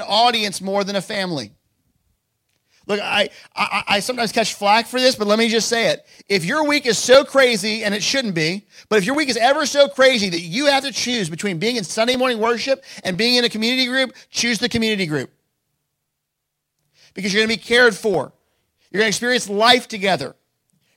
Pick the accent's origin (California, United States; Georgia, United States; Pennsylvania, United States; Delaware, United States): Delaware, United States; Lewes; also born or lived in Missouri / Boston; We grew up here in Lewis, went off to school.